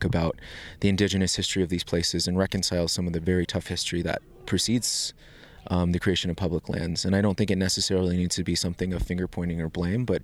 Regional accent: northeastern Arizona, United States; now in Denver, United States; I'm originally from the Navajo Nation in northeastern Arizona.

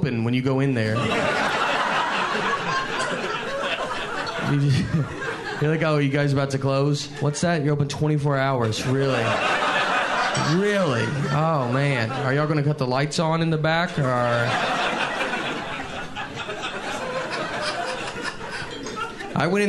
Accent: Tennessee, United States; moved away as an adult; now in New York, United States; I'm from Tennessee

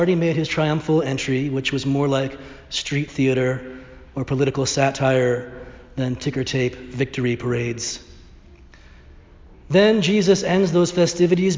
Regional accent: Northern Ireland, United Kingdom; My great-grandfather, also from Northern Ireland, I'm not sure if I mentioned that I'm Irish

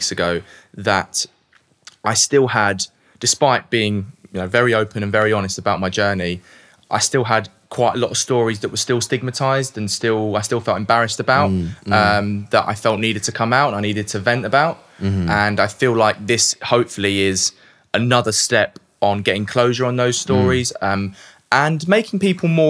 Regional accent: London, United Kingdom; also born or lived in South Woodford; I was born in Leytonstone, East London

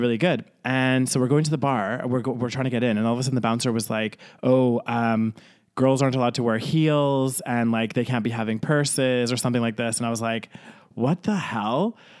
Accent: Canada; also born or lived in United Kingdom; now in Spain; I grew up in Canada, I feel more Canadian than I do British.

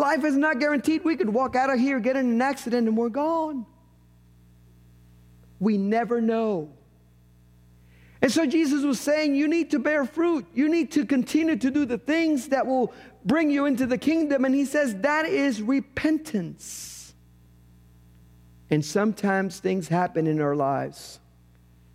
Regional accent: Puerto Rico; moved away; In a parsonage I lived in growing up in Puerto Rico, we had an avocado tree in the backyard.

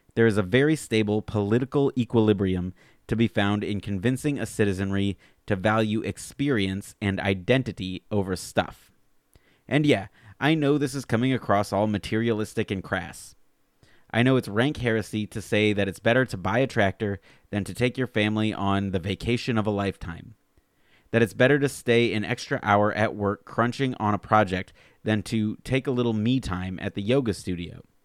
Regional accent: Alabama, United States; moved away; I grew up in Alabama

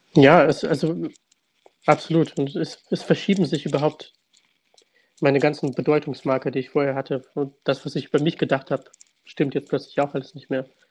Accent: Kharkiv, Kharkiv Oblast, Ukraine; now in Germany; ich wurde in Kharkiv geboren, äh, meine Eltern wurden beide in Kharkiv auch geboren

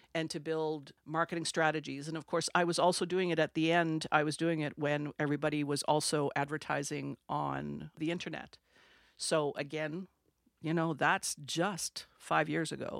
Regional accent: Sudbury, Ontario, Canada; first language French; English is a second language; moved away as an adult; also born or lived in Pincher Creek, Alberta / Toronto / England / Australia; I'm from Sudbury, Ontario. Grew up there. I'm French, French Canadian. Didn't speak English until I was ten

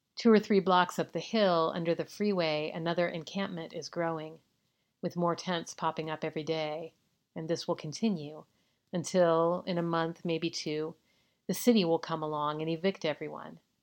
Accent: California, United States; my home state of California

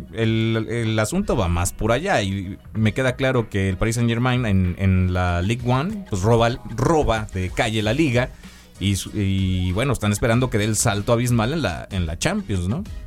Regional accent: Veracruz, Mexico; a nosotros como veracruzanos

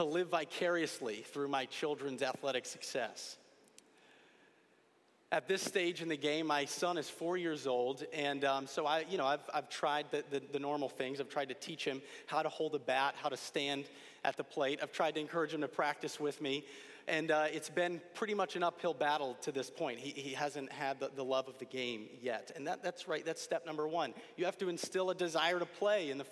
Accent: Connecticut, United States; Growing up in Connecticut and with family from upstate New York

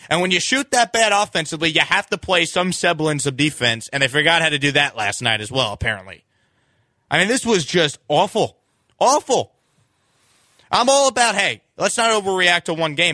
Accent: New York, United States; now in Houston, United States; I grew up in New York

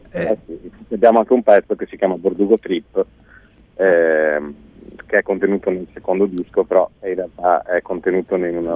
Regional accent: Veneto, Italy; di base siamo tra le province di Padova e Venezia, uh-huh. Mhm. e per spiegare, poi siamo un po' uniti, insomma, siamo veneti comunque.

